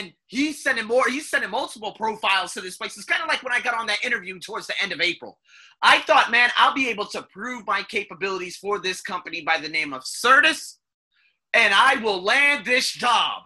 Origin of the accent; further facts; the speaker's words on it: United States; moved away; I'm American